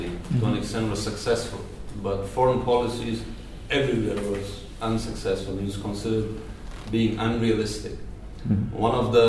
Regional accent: Afghanistan; I'm from Afghanistan

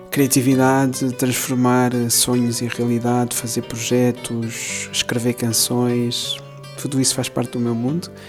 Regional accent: Cape Verde; also born or lived in Angola / Lisbon; Nasci em Angola, mas depois Cabo antes. cresci em Cabo Verde, também estudei em Lisboa

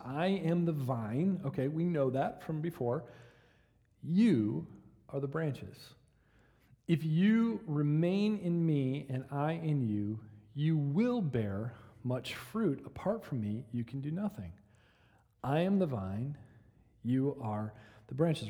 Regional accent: Michigan, United States; now in Oklahoma, United States; When I was a kid, uh, growing up in Michigan

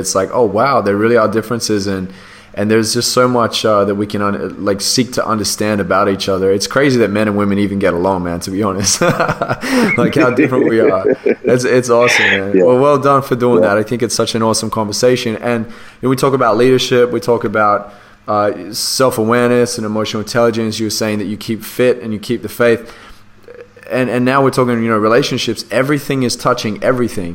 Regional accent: Australia; accent: Australian; my Australian accent

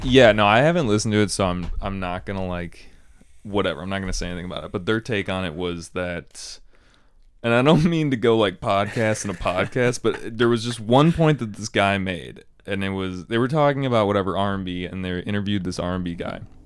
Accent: Chicago, Illinois, United States; I'm from Chicago

